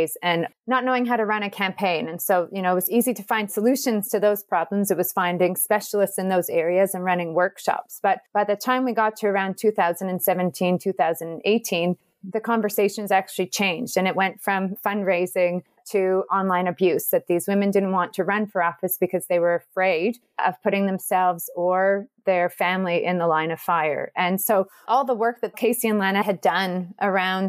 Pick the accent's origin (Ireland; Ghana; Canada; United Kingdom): Canada; Edmonton, Alberta; now in Auckland, New Zealand; I grew up in Edmonton